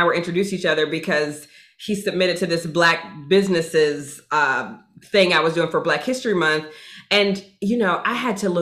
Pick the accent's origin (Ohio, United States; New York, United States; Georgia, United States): Georgia, United States; moved away; I'm from Georgia.